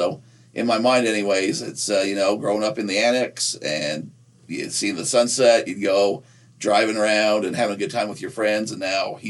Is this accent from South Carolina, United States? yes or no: no; Nephi, Utah, United States; growing up in Nephi